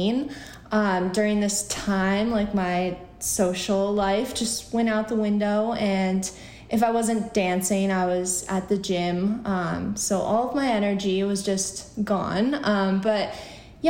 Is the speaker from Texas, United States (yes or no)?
no; Central New York, United States; also born or lived in Buffalo, New York; now in New York City, United States; I grew up in Central New York